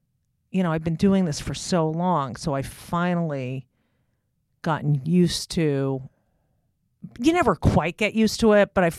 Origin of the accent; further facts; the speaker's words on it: New Jersey, United States; Well, I'm from New Jersey.